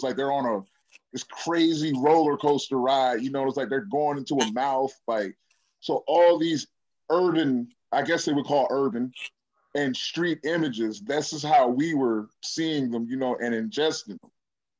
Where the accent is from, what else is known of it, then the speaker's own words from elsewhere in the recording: Decatur, Illinois, United States; From Decatur, Illinois.